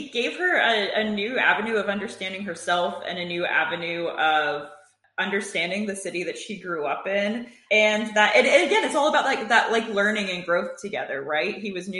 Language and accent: English; Connecticut, United States; I grew up in Connecticut on the Metro North Line